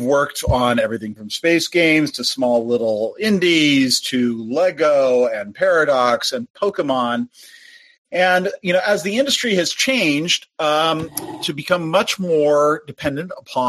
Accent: Pittsburgh, Pennsylvania, United States; also born or lived in Haverford, Pennsylvania; from Pittsburgh. I went to Haverford, though.

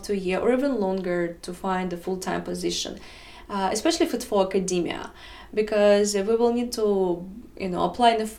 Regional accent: Russia; English is a second language; moved away as an adult; now in United States; It was my first major in Russia. So when I moved to America 9 years ago

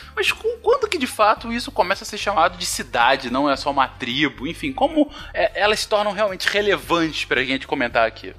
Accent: Rio de Janeiro, Brazil; no estado do Rio de Janeiro, onde eu cresci minha vida toda, ela é mais de 90% urbanizada

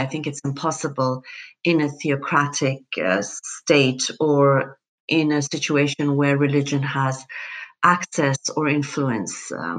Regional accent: Iran; moved away; I'm originally from Iran.

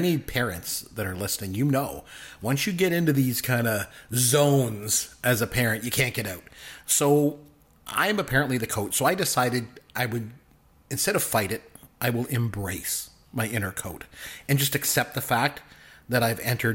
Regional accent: Canada; I'm Canadian

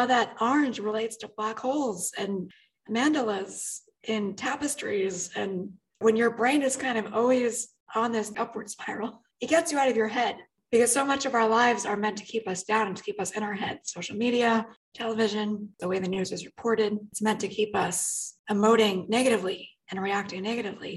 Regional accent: New York City, New York, United States; I was raised in the New York City area

